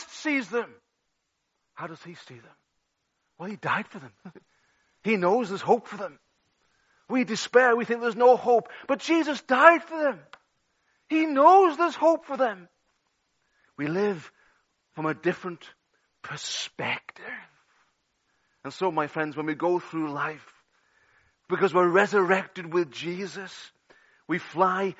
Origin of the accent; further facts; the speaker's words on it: England, United Kingdom; now in Wales; I'm English